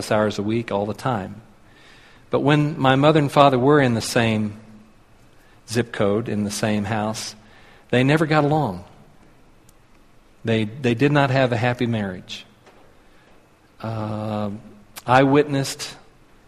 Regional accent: Tulsa, Oklahoma, United States; moved away as an adult; now in Colorado Springs, United States; I was born and raised in Tulsa. Lived all of my life there until last July

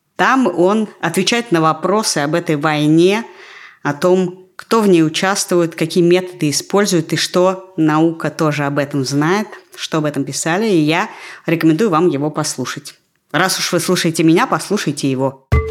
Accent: Russia; now in Israel; я из России

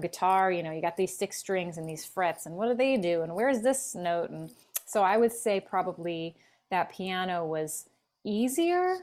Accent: Philadelphia, Pennsylvania, United States; now in Los Angeles, United States; I'm from Philly originally mm-hmm. and and I live in LA.

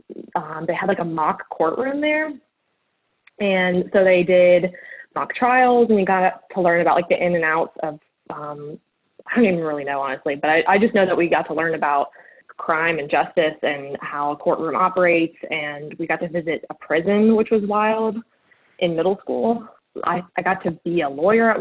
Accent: Durham, North Carolina, United States; I was born and raised here

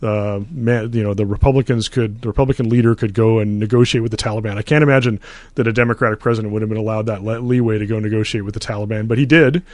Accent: Canada; moved away; I grew up in Canada

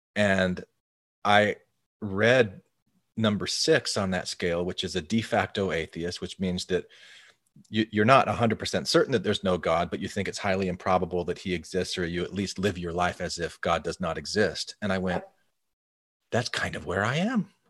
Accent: Arizona, United States; growing up in Arizona in a fairly large Mormon community

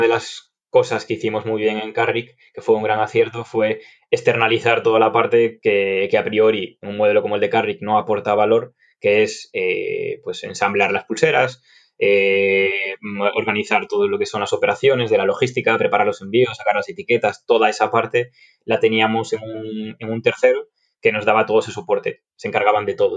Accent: Galicia, Spain; yo soy gallego, estudié en Vigo

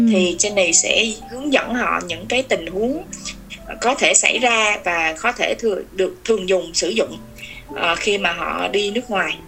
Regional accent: Vietnam; moved away as an adult; now in Finland

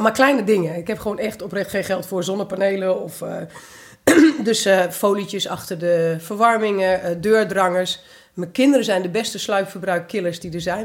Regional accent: Twente, Overijssel, Netherlands; moved away; also born or lived in Curaçao; ik ben half Antilliaans, half Tukkers. Of nou, in Twente opgegroeid

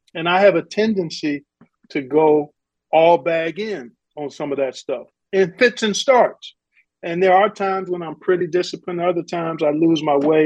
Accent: Cleveland, Ohio, United States; by December, I'm doing a handful of Cleveland State University games on a local television station up in Cleveland, my hometown

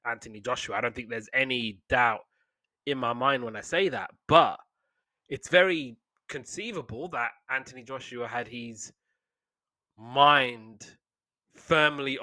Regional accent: United Kingdom; being British

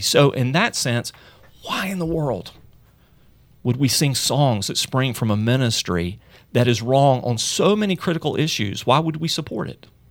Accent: Charlotte, North Carolina, United States; Elevation Church in my hometown, Charlotte

